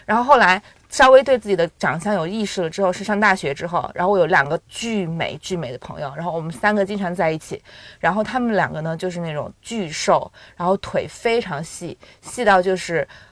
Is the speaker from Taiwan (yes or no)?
no; Sichuan, China; moved away; also born or lived in United States; 因为我在四川，然后周围的人都是皮肤特别白，眼睛特别大，都比较娇小。